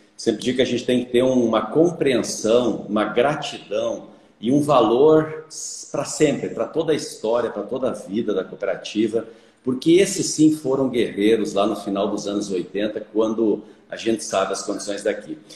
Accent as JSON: {"language": "Portuguese", "town": "Caibaté", "region": "Rio Grande do Sul", "country": "Brazil", "tie": "born or raised there", "moved": "as an adult", "lives_now": "Lucas do Rio Verde, Brazil", "said": "sou filho de pequeno produtor, do interior de Caibaté, imagina só, né? Caibaté já é pequeno, tem 5 mil habitantes. Eu ainda sou do interior de Caibaté, numa comunidade chamada Rincão da Conceição"}